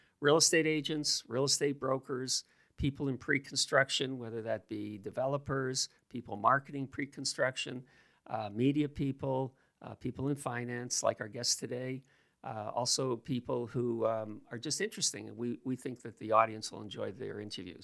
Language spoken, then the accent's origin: English; Toronto, Ontario, Canada; I grew up at Keelan Wilson. And when I grew up there, it was heavily an Italian neighborhood